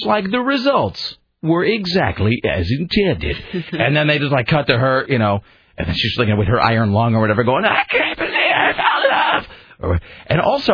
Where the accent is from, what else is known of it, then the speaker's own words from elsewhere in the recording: Hanford area, Washington, United States; now in Oregon, United States; That is in my hometown